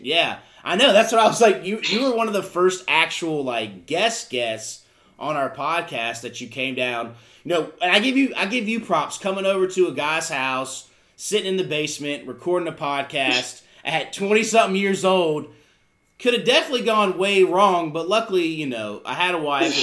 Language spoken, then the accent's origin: English; Charlotte, North Carolina, United States; also born or lived in Virginia; we moved here when I was in kindergarten. So even, I mean, I've been here for almost 30 years. I say, I, I mean, obviously I was raised here